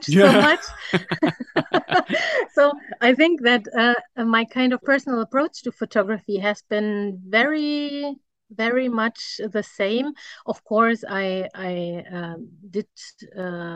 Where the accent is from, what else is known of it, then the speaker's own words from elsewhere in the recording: Germany; I'm a photographer from Germany.